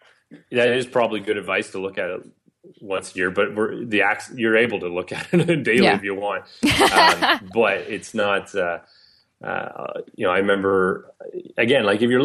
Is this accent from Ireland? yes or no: no; Canada; I think yes, it can be harder as a Canadian, as a Canadian business in a regulatory environment